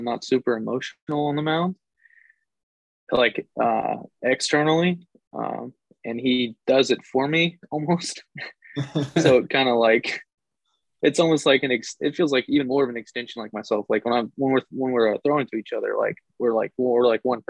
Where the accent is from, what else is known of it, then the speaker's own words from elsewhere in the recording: Texas, United States; moved away; I'm from Texas